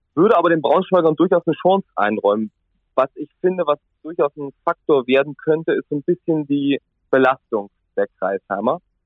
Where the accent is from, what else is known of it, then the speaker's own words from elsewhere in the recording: Central Germany, Germany; moved away; Ich komme ja ursprünglich ganz aus der Mitte Deutschlands